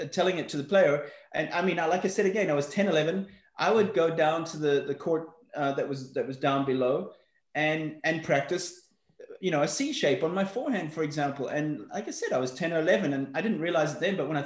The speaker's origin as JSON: {"language": "English", "town": "Johannesburg", "region": "Gauteng", "country": "South Africa", "tie": "born or raised there", "also_born_or_lived": "Belfast, Northern Ireland", "said": "I was brought up in South Africa. I was born in Belfast, Northern Ireland. We left there when I was six. Moved to Johannesburg, South Africa."}